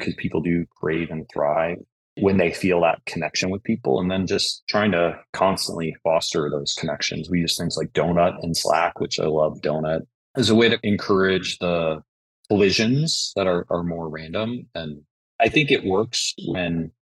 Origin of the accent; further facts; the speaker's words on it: Buffalo, New York, United States; I'm from Buffalo